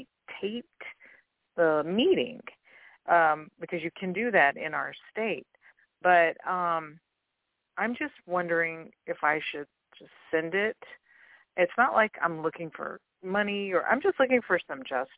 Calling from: Louisiana, United States

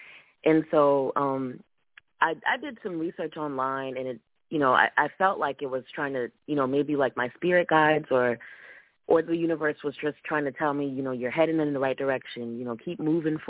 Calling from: Columbia, South Carolina, United States; I'm calling in from Columbia, South Carolina.

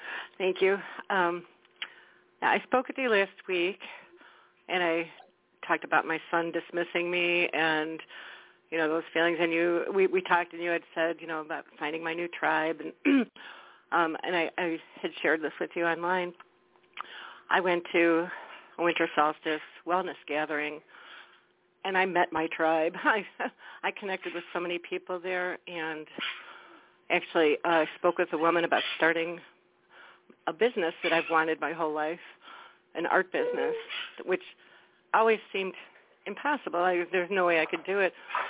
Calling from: Wisconsin, United States; Hi, Claire Candy. … from Wisconsin.

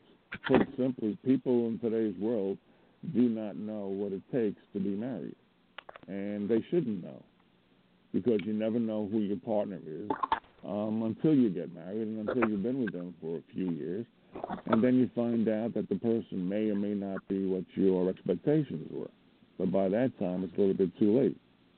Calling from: Montana, United States; from Montana.

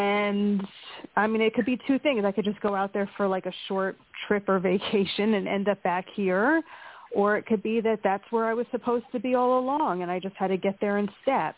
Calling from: Pennsylvania, United States

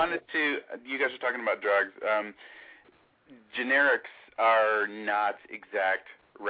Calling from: Charlotte, North Carolina, United States; from Charlotte, North Carolina.

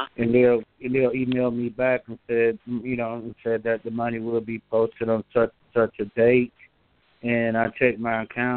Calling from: Georgia, United States; I'm calling from Georgia.

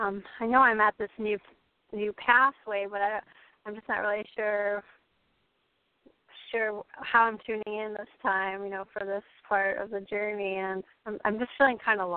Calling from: Springfield, Massachusetts, United States; I'm calling from Springfield, Massachusetts.

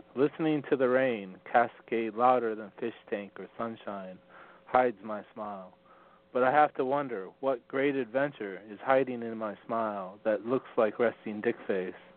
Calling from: western Montana, United States; Calling from Montana

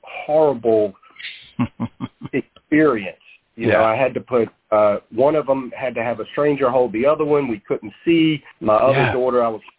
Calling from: Savannah, Georgia, United States; I'm out of Savannah, Georgia right now. That's where our corporate office is.

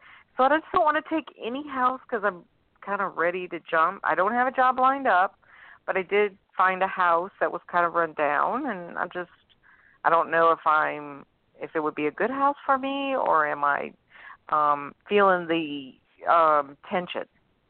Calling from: New Orleans, Louisiana, United States; I'm calling from New Orleans.

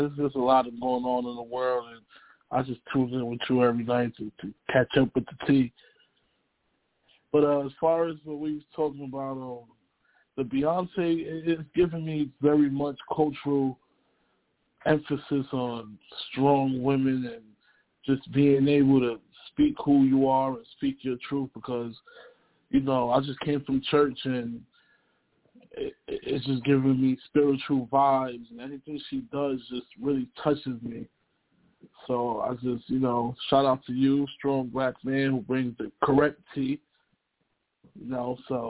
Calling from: Canada; I'm calling from Canada right now.

